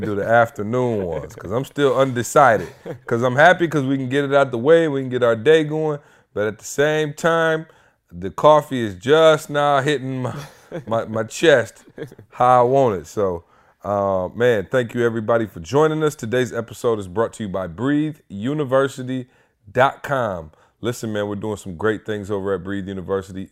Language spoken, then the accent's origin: English; Midwest, United States; moved away; I'm from the Midwest